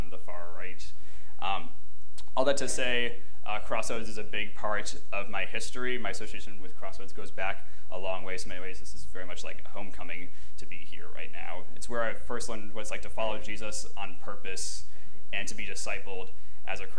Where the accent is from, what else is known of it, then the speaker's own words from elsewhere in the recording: Northeast, United States; now in New Orleans, United States; I grew up in the Northeast